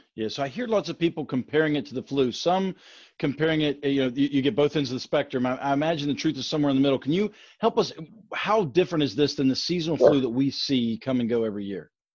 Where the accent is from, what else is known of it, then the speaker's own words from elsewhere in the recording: Grafton, West Virginia, United States; as a resident of my small Appalachian hometown